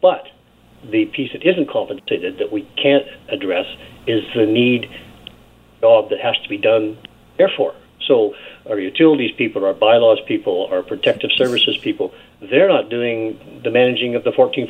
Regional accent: British Columbia, Canada; We're all British Columbians. As local elected officials, we do our best to represent all British Columbians in a fair and equitable manner.

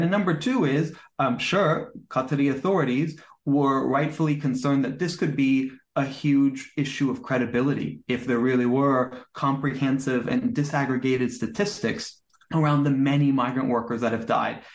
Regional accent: United States; I'm American

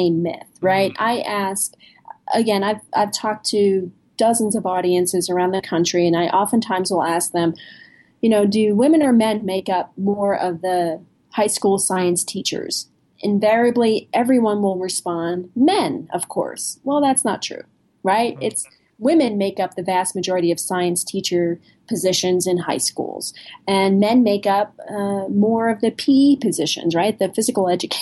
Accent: New Jersey, United States; I'm from New Jersey.

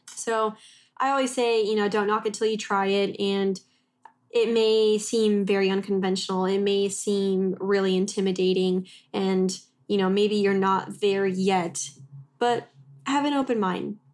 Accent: Texas, United States; moved away as an adult; also born or lived in Oklahoma; we grew up in Texas and then I went to school in Oklahoma

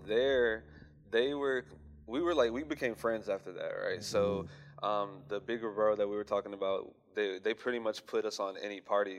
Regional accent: Houston, Texas, United States; from Houston, Texas.

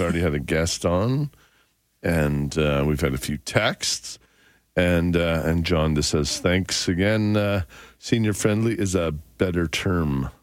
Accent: Canada; as a Canadian business guy, and I try to source and do as much as I can out of Western Canada

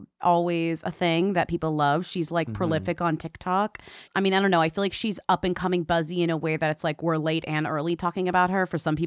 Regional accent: Florida, United States; I'm from Florida. My whole thing is like being Southern and loving it.

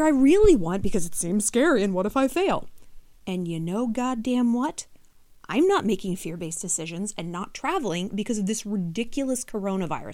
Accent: New York City, New York, United States; as a New Yorker

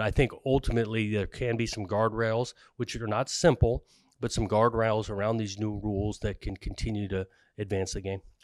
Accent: Southern California, United States; I grew up in Southern California going to games, uh, in, when I was young at U C L A and S C

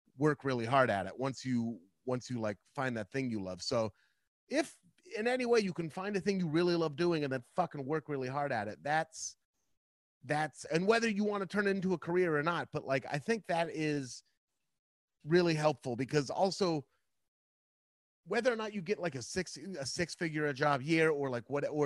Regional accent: Beaverton, Oregon, United States; also born or lived in Portland, Oregon; I grew up in Beaverton, but when I was in like my teens and 20s in Portland

